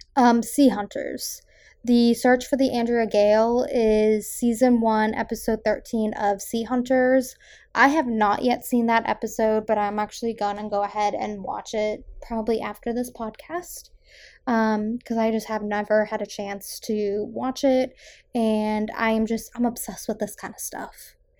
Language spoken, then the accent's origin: English; South Shore, Massachusetts, United States; I am from the South Shore